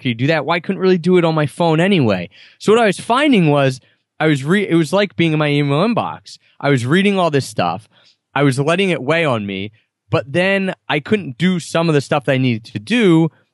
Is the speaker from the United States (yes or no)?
yes; Philadelphia, Pennsylvania, United States; growing up in Philadelphia area